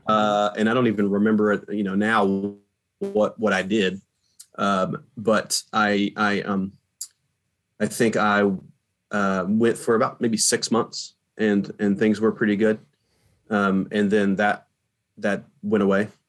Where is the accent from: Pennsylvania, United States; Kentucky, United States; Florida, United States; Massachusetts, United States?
Kentucky, United States; Appalachian area, Eastern; also born or lived in Virginia; now in New York, United States; I grew up in Eastern Kentucky. Mm-hmm. So I grew up in the Appalachian area of Kentucky